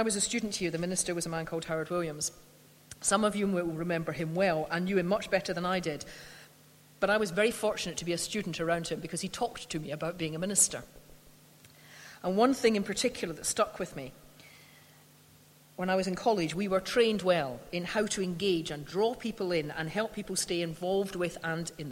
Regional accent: Scotland, United Kingdom; I'm a Scot

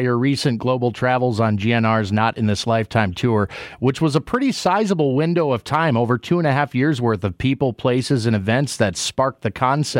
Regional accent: Minneapolis, Minnesota, United States; I was fortunate to be born and raised in Minneapolis

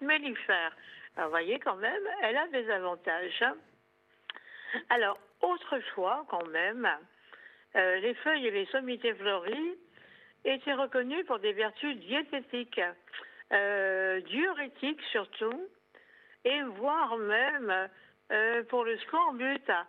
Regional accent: Corsica, France; chez nous en Corse

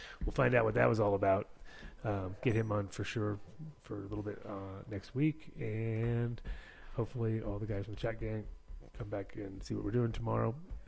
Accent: Kingston, New York, United States; born there; that's where I was born in Kingston.

